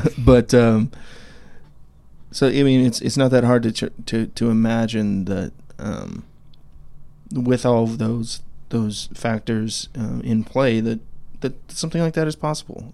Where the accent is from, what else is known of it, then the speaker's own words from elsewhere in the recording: Idaho, United States; now in Clarksville, United States; we live here in Tennessee, Clarksville, Tennessee. Um, but we're both from Idaho.